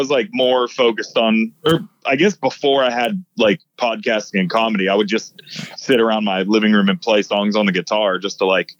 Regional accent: Pittsburgh, Pennsylvania, United States

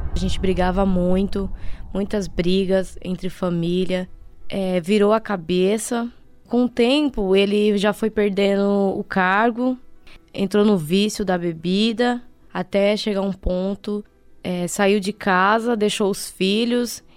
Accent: Brazil; sou do bairro do Grajaú

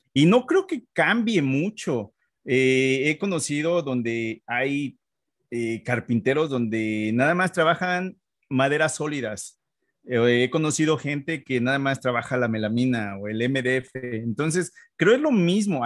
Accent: Mexico City, Mexico; moved away as an adult; now in Canada; yo nací en la Ciudad de México

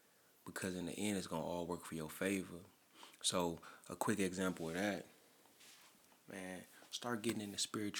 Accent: St. Louis, Missouri, United States; I'm from St. Louis

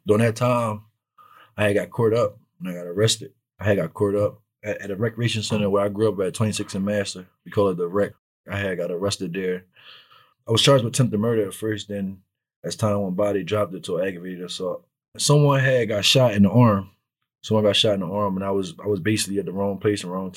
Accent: Philadelphia, Pennsylvania, United States; I grew up in North Philly, or like around 17th and CCB Moore, across the street from Meade School.

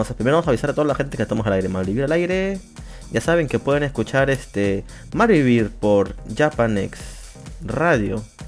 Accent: Lima, Peru; soy de Perú. De, bueno, Lima, Perú se podría decir, sí. De Lima, Perú

